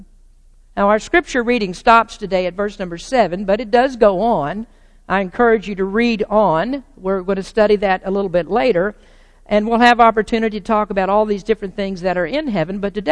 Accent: United States; as American Christians

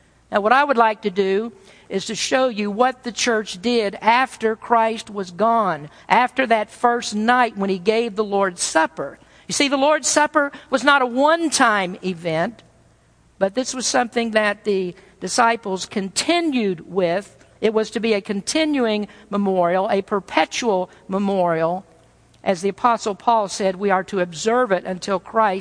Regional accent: the South, United States; I'm from the South

